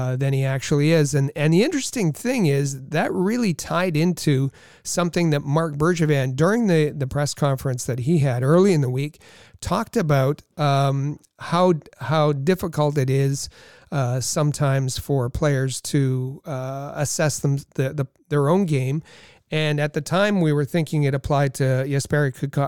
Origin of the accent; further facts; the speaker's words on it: Thunder Bay, Ontario, Canada; Thunder Bay, Ontario, my hometown